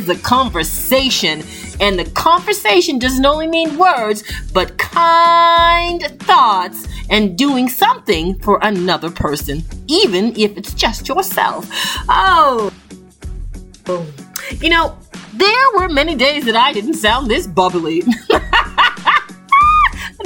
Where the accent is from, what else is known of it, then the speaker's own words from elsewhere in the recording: Toronto, Ontario, Canada; I grew up in Toronto, Canada, and I left home when I was about 11 years old